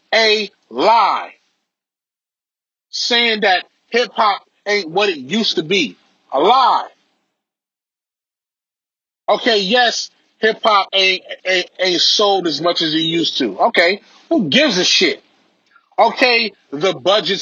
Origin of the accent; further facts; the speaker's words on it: Belize; I'm from Belize. My family is from Belize